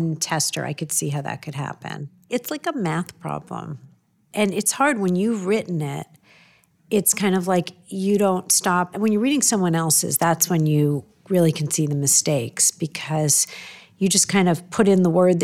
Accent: New York, United States; Both of us growing up in New York

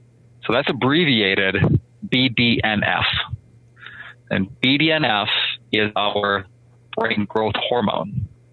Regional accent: Minnesota, United States; So I grew up in Minnesota, and I joined the Marine Corps just a week out of high school.

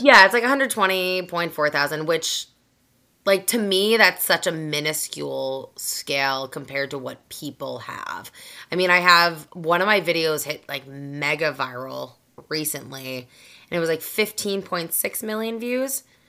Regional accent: just south of Boston, Massachusetts, United States; accent: Boston; I grew up in Massachusetts, just south of Boston. So I'm a Boston girl through and through.

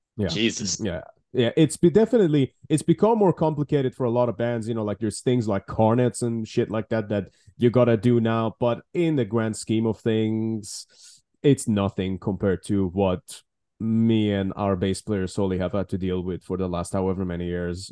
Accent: Iran; moved away as an adult; now in United Kingdom; originally, obviously, born and raised in Iran, and then I moved to the UK

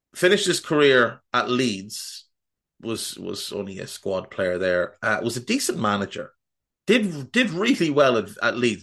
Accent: Ireland; I'm Irish, and that's how we say it

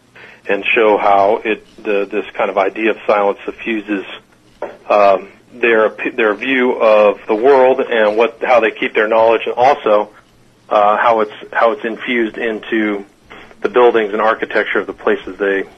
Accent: Midwest, United States; I'm from the Midwest, right. And I'm in California, so I always got a strange feeling about New York.

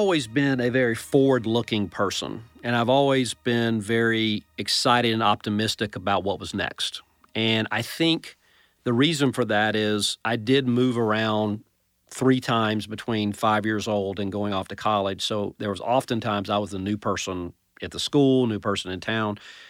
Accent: Atlanta, Georgia, United States; So I'm actually from the Atlanta metro area, I would say.

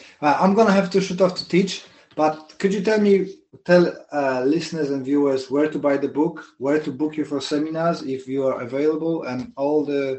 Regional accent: Poland; now in Guildford, United Kingdom; I'm in Guildford, UK, but from Poland.

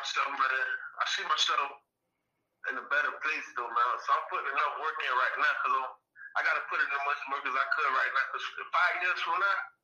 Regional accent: Savannah, Georgia, United States; I'm from Savannah, Georgia, man. Born and raised.

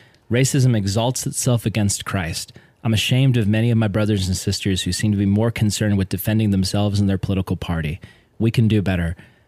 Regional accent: Tennessee, United States; I grew up in East Tennessee, and I went to mostly white schools

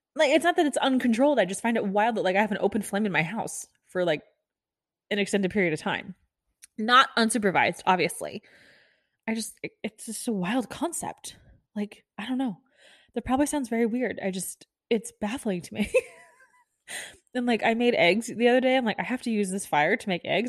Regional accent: Kansas City, Missouri, United States; moved away as an adult; also born or lived in Florida; now in Texas, United States; I'm from Kansas City, this is, you all know, but I lived in Florida for ten years. I lived in Kansas City for twelve.

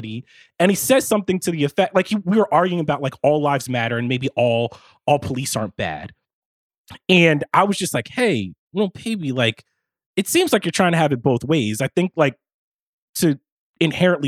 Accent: the North, United States; We're all from the North

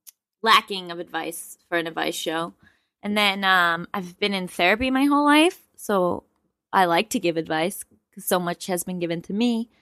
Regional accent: Westchester, New York, United States; moved away as an adult; now in Los Angeles, United States; I'm from Westchester.

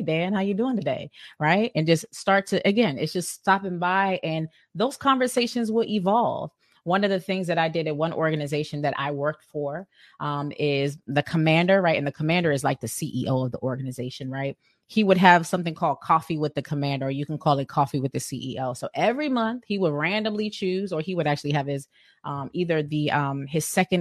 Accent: Sierra Leone; I'm from West Africa. I'm from Sierra Leone

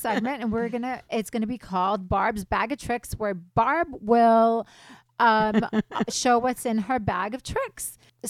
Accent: California, United States; I grew up in Orange County and I'm still here, married, 5 kids.

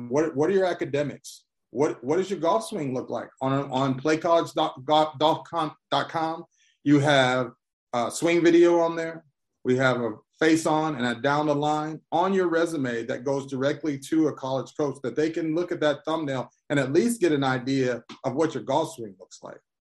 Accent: Columbia, Missouri, United States; I'm originally from Columbia, Missouri.

